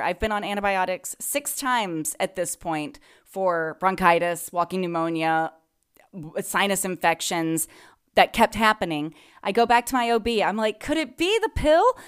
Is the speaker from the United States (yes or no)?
yes; the South, United States; moved away; I'm from the South